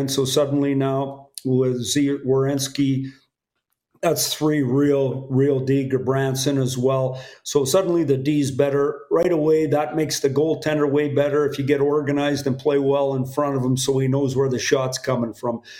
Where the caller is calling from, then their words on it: Michigan, United States; I'm at my home